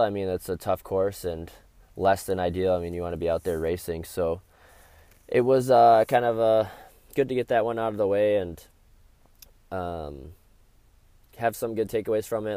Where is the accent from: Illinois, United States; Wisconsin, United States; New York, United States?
Wisconsin, United States; my home state of Wisconsin